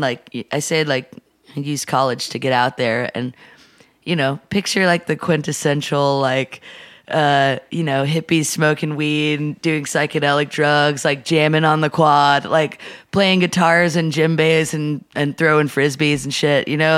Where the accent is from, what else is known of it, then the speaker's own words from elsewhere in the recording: Atlanta, Georgia, United States; moved away as an adult; also born or lived in Portland, Oregon; now in Nashville, United States; I grew up in Atlanta